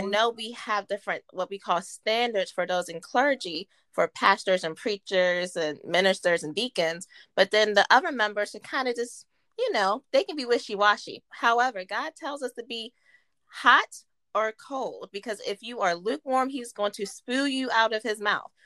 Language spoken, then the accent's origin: English; Martinsburg, West Virginia, United States; I'm born and raised in Martinsburg, West Virginia